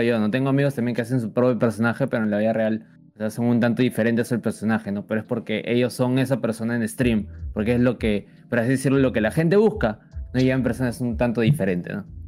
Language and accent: Spanish; Peru; soy de Perú